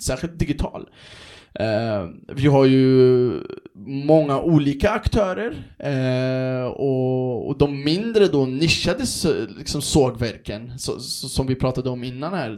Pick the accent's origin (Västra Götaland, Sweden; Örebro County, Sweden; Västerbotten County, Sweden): Örebro County, Sweden; Örebro; moved away as an adult; also born or lived in Stockholm; jag är ju från Örebro, Vivalla från början